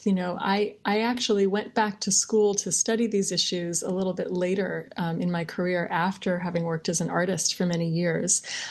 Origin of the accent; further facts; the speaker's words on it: Ann Arbor, Michigan, United States; moved away as an adult; now in Bangkok, Thailand; I grew up in Michigan in a really sort of nice, comfortable hometown, Ann Arbor, Michigan